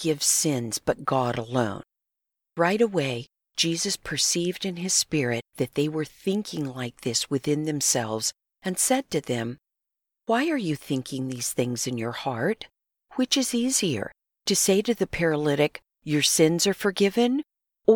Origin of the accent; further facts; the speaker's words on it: Southern California, United States; We grew up in Southern California and went to the same junior high